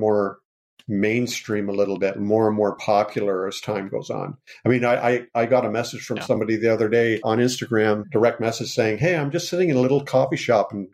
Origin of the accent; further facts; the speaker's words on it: Canada; I am Canadian